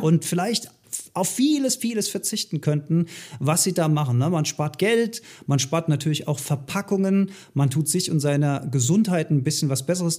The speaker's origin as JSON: {"language": "German", "region": "Rhineland", "country": "Germany", "said": "bei uns in Rheinland"}